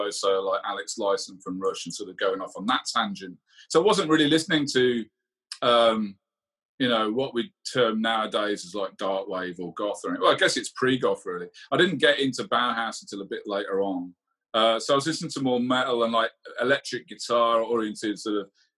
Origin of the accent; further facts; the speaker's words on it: Lichfield, West Midlands, United Kingdom; also born or lived in Birmingham; Lichfield, the town I grew up and went to school